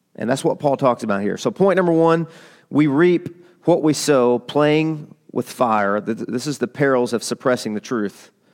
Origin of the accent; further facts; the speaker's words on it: Arkansas, United States; I'm from, I'm from Arkansas.